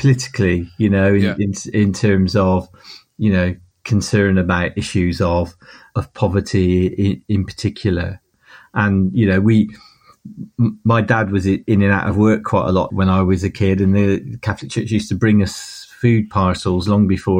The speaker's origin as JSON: {"language": "English", "town": "Hartcliffe", "region": "South West England", "country": "United Kingdom", "tie": "born or raised there", "said": "what was it like growing up in Hartcliffe? Well, it was normal. We were just there."}